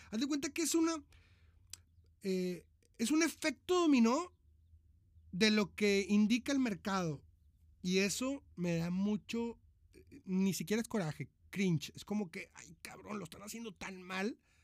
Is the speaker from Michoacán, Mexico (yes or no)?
no; Monterrey, Nuevo León, Mexico; moved away as an adult; now in Argentina; soy de Monterrey, Nuevo León, México.